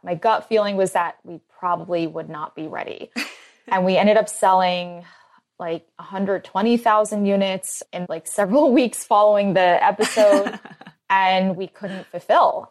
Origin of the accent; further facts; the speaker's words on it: Philadelphia, Pennsylvania, United States; I grew up in Philly